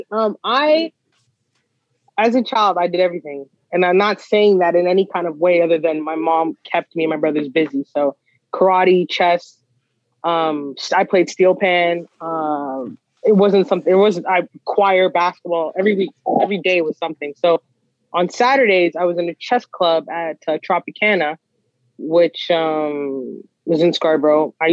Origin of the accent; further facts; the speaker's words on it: Guyana; Well, like I said, I'm Guyanese, I'm West Indian, and so I'm a huge fan of soca music.